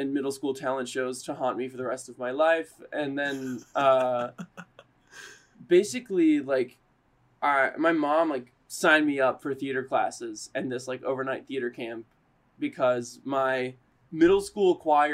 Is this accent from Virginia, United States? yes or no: yes; Richmond, Virginia, United States; moved away as an adult; also born or lived in Elon, North Carolina / New York; I was born in Richmond, Virginia. I grew up there